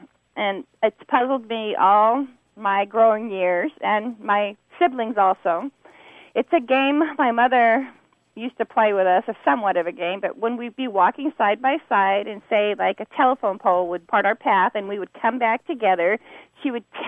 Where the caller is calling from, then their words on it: San Diego, California, United States; I'm calling from Lakeside area of San Diego, California.